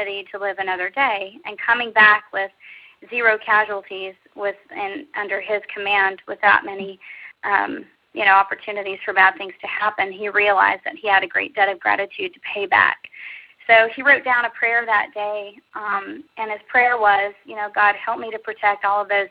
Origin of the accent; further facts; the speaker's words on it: Texas, United States; I grew up in Texas